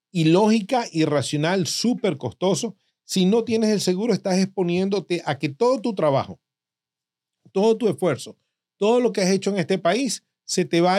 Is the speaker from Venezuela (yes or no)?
yes; Venezuela; now in United States; yo como venezolano